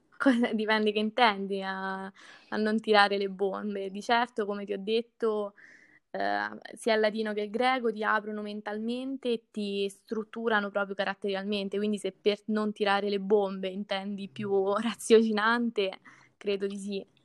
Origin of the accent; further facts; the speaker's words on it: Tuscia, Lazio, Italy; il mio paese